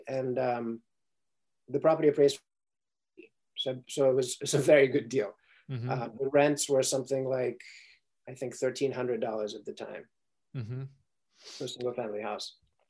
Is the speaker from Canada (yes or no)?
no; Ukraine; English is a second language; also born or lived in Sierra Leone; now in United States; first of all, I didn't grow up in the United States, right? So I grew up in Ukraine and Sierra Leone, West Africa.